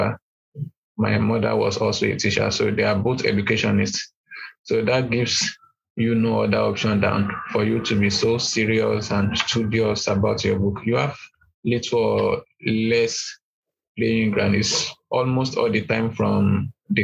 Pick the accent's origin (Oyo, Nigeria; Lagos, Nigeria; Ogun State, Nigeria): Oyo, Nigeria; Igbora; first language Yoruba; English is a second language; I'm from Ibora. Ibora is a town in Ibarapa Central Local Government in Oyo State of Nigeria.